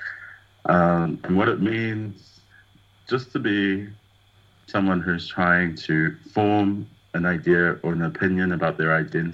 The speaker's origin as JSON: {"language": "English", "region": "Auckland", "country": "New Zealand", "tie": "born or raised there", "also_born_or_lived": "Samoa", "said": "I was born in Samoa in 1983 and I was adopted and then kind of brought here as an infant, raised in South Auckland"}